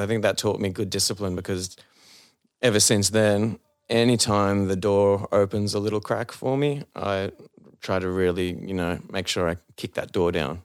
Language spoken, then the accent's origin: English; Sydney, New South Wales, Australia; being an Aussie